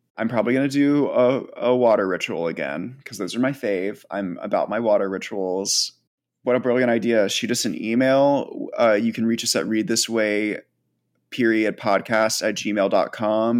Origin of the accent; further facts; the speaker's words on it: United States; being an American